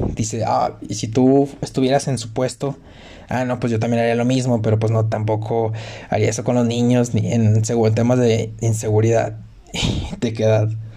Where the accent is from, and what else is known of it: Mexico